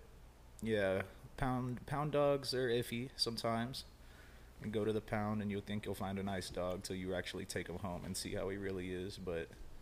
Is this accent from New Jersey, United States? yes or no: no; Dallas, Texas, United States; when I was growing up in Dallas